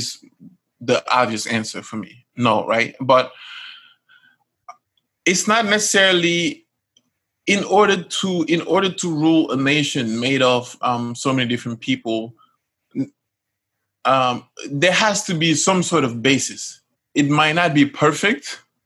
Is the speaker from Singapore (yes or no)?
no; Casamance, Senegal; I'm from Casamance